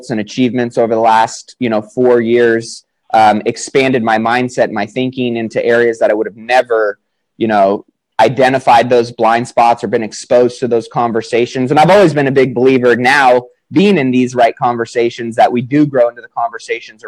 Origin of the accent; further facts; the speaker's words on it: Sacramento, California, United States; I'm from Sacramento, California, 29 years old